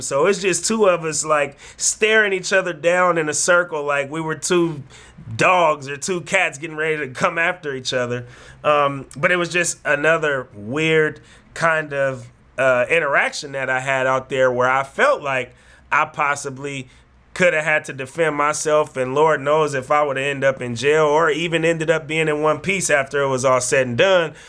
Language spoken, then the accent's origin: English; San Francisco Bay Area, California, United States; I told him I was from America. I said San Francisco because from the Bay Area